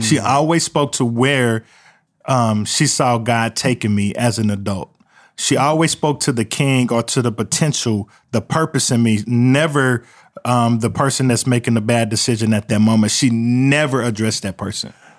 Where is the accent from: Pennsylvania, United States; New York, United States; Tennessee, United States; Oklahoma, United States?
Oklahoma, United States; Midwest City; they called the neighborhood Murder One that I grew up in in Midwest City